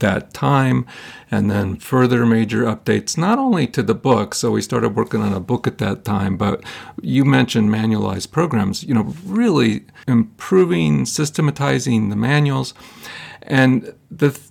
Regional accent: Ohio, United States; I'm from Ohio. Okay, I'm a, I'm a kid from Ohio.

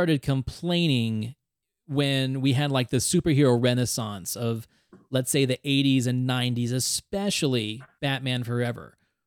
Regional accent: Reno, Nevada, United States; growing up in Reno, Nevada in the 80s

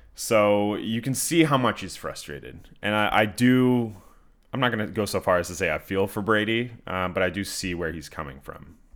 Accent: Canada; I'm from Canada

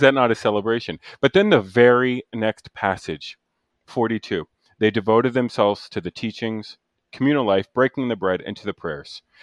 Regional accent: New Jersey, United States; now in Chicago, United States; I grew up in Central Jersey

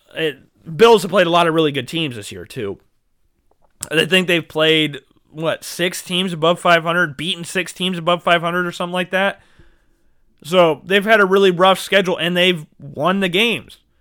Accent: Iowa, United States; I grew up in Iowa.

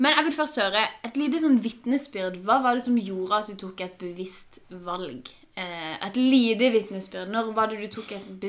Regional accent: Langenes, Norway; Jeg har vokst opp på Langenes.

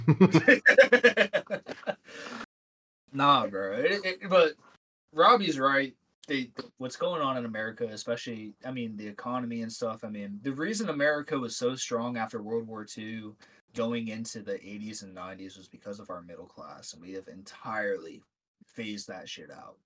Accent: Dorset, Ohio, United States; I grew up in Northeast Ohio in this little town called Dorset, Ohio

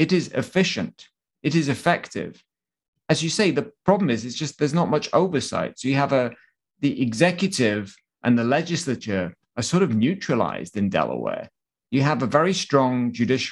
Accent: Wales, United Kingdom; moved away; … is from my hometown

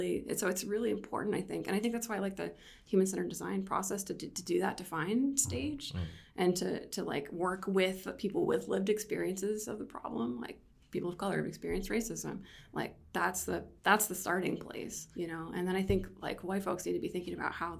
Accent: Erie, Pennsylvania, United States; moved away; also born or lived in Syracuse, New York; I'm from Erie, Pennsylvania.

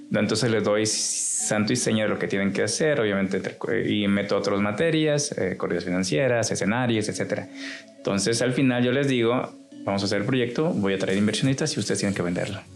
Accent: Chiapas, Mexico; now in Culiacán, Mexico; yo soy del estado de Chiapas

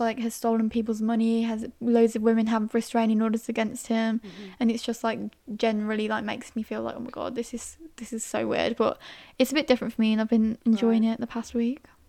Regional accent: Staffordshire, West Midlands, United Kingdom; I'm originally from Staffordshire, near Birmingham

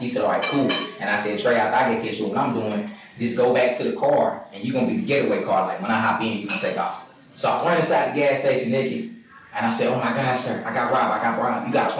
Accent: Pulaski, Tennessee, United States; my hometown, Pulaski, Tennessee, which is like an hour from Nashville.

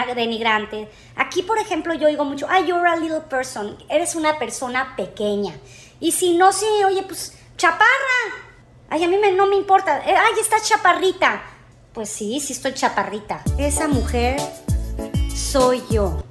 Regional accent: Mexico; now in United States; yo nací aquí, en Estados Unidos. Y como a los tres años me regreso a México, decisión de mis padres, nos regresamos

